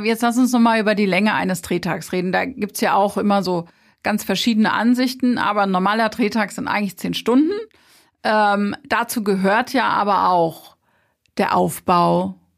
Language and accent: German; Rheinhessen, Rhineland-Palatinate, Germany; Wir sind halt aus Rheinhessen